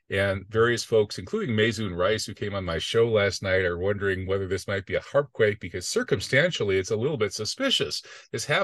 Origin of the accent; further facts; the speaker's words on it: United States; I don't think we Americans should like our government too much either.